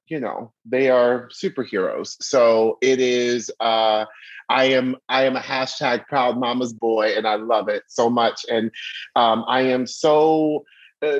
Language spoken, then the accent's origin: English; Orlando, Florida, United States; also born or lived in Baltimore, Maryland; we are moving down to Orlando, Florida